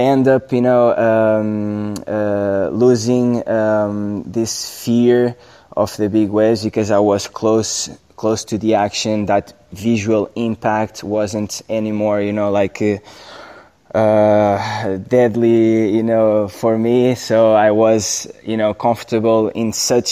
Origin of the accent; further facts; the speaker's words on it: Nazaré, Centro, Portugal; my hometown